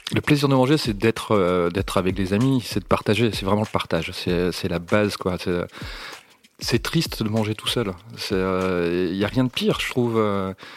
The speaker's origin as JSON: {"language": "French", "region": "north of France", "country": "France", "said": "je viens du nord de la France"}